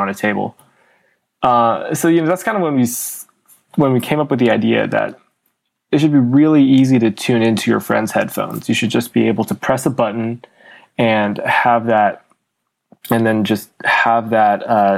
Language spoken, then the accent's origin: English; Bay Area, California, United States; also born or lived in China; I grew up in the Bay Area. I was born in China, but I moved to the Bay when I was really young, about 2.5